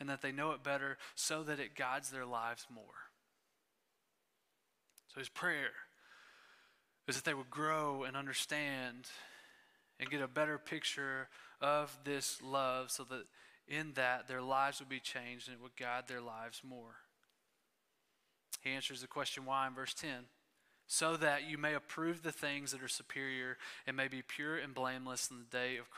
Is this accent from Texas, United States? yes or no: yes; East Texas, United States; I grew up in East Texas